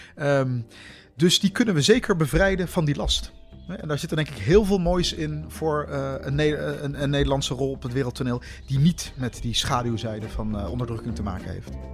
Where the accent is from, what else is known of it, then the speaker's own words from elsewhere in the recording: Netherlands; ik ben in Nederland geboren.